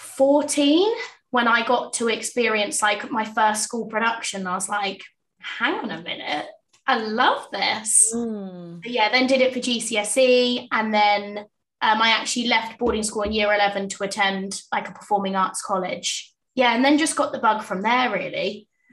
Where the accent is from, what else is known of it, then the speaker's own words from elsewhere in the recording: Portsmouth, South East England, United Kingdom; also born or lived in South Wimbledon; now in London, United Kingdom; I'm from Portsmouth originally, so the sunny south coast, and I currently live in South Wimbledon.